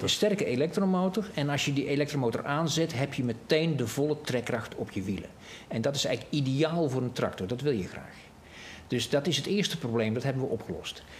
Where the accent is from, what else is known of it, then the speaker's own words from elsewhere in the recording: North Brabant, Netherlands; ik ben een Brabander